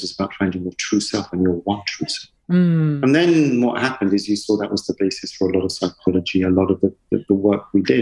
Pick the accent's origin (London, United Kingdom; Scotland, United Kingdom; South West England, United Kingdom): London, United Kingdom; I grew up in the East End in E10, E11, E9.